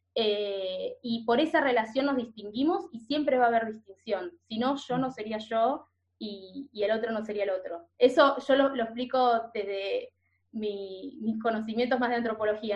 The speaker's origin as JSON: {"language": "Spanish", "region": "Buenos Aires", "country": "Argentina", "tie": "born or raised there", "moved": "as an adult", "lives_now": "Norway", "said": "yo como porteña, yo nací en Buenos Aires, en el barrio de Caballito"}